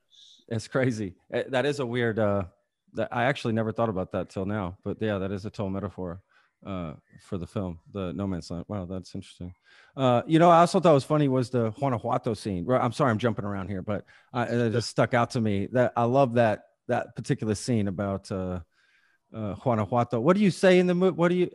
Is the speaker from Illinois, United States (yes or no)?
no; Texas, United States; first language Spanish; English is a second language; I grew up in Texas.